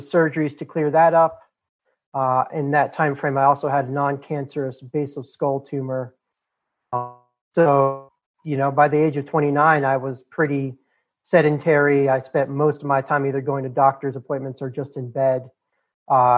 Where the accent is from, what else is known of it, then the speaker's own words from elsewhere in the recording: Boulder, Colorado, United States; The part of the country I'm from, born and raised in Boulder, Colorado, is very liberal